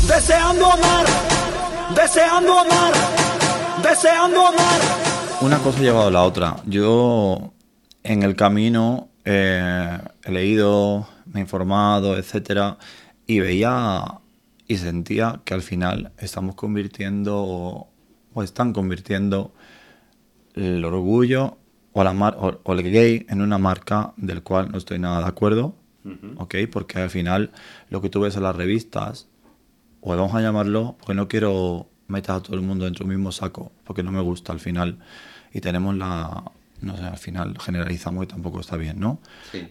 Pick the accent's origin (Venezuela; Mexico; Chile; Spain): Spain; Torremolinos, Andalusia; moved away as an adult; now in Madrid, Spain; llamo mi tierra, llamo Torremolinos